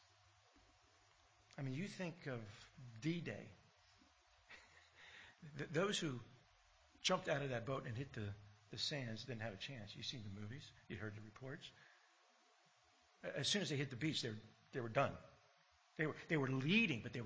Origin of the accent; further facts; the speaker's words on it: United States; now in Australia; growing up in America and hearing, you know, all the American history